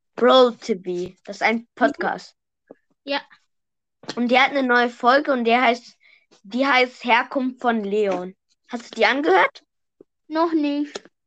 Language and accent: German; Switzerland; ich bin Schweizer